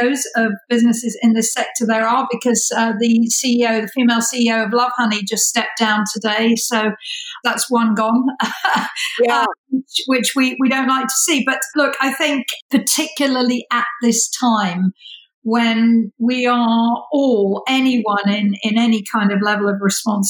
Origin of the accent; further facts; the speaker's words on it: United Kingdom; moved away; I'm British